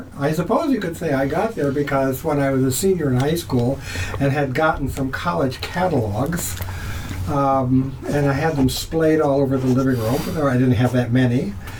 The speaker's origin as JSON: {"language": "English", "town": "Hector", "region": "Minnesota", "country": "United States", "tie": "born or raised there", "also_born_or_lived": "Arkansas", "said": "I went through the Hector, Minnesota public schools from kindergarten through the 12th grade. So my whole growing up experience, in fact, is really 100 miles west of Minneapolis in a farm town of 1,000 people."}